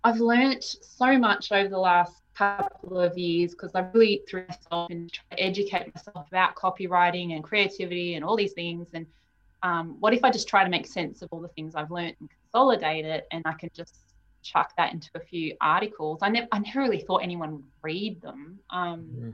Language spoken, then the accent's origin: English; Melbourne, Victoria, Australia; moved away as an adult; also born or lived in Sydney; I was born in Melbourne, so I had this pull to come home.